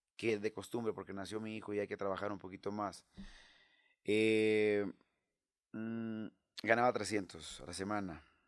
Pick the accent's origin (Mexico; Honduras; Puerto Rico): Mexico; El Rosario, Sinaloa; moved away as an adult; also born or lived in Mexico City; luego llego a Rosario, allá a mi tierra